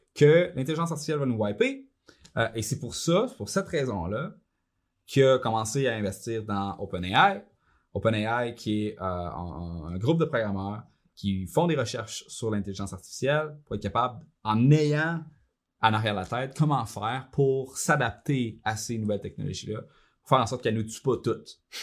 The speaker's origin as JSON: {"language": "French", "town": "Shawinigan", "region": "Quebec", "country": "Canada", "tie": "born or raised there", "said": "Moi, je viens de Saint-Georges-de-Champlain, mère monoparentale, on était pauvre. Euh, pendant un bon bout, on était élevé sur le BS"}